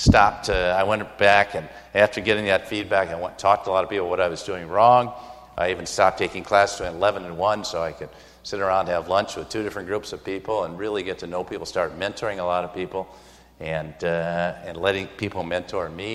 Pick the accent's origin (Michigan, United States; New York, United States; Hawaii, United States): Michigan, United States; moved away; also born or lived in Brussels / Minneapolis; I was born in Michigan to older parents